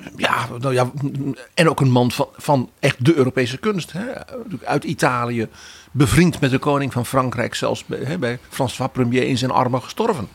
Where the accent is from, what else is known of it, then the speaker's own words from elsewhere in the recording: Netherlands; als Nederlander